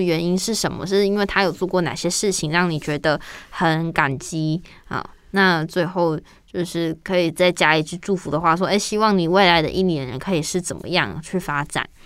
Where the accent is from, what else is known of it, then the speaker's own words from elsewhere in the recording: Taiwan; 用我们台湾的那个营养口粮